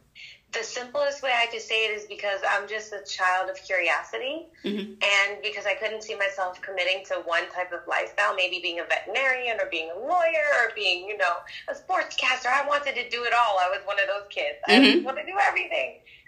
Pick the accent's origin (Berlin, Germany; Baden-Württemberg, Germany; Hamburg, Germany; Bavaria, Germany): Berlin, Germany; born there; I was born in Berlin, Germany.